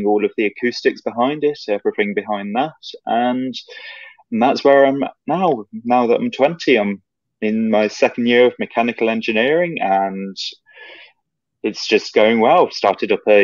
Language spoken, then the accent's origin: English; England, United Kingdom; I'm from England.